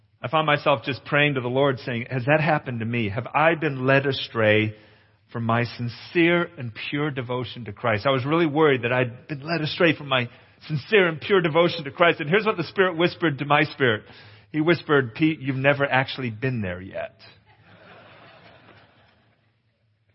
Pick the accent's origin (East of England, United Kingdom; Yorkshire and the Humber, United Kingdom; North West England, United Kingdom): North West England, United Kingdom; Capernwray Hall; moved away; since I was a little boy growing up in England. I grew up at Cape and Ray Hall.